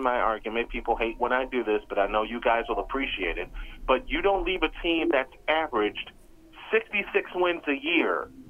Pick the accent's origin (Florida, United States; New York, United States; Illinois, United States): Illinois, United States; Chicago; I'm from Chicago